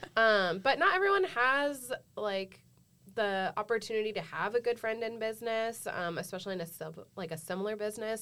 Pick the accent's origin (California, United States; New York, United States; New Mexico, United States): California, United States; San Diego; now in Orange County, United States; I'm from San Diego, but I currently live in Orange County